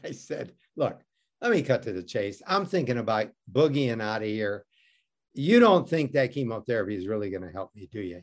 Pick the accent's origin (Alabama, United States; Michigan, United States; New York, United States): Michigan, United States; Detroit; I grew up in Detroit.